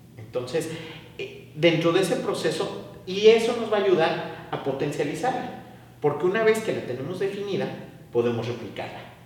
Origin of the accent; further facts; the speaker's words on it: Xalapa, Veracruz, Mexico; soy originario de Jalapa, Veracruz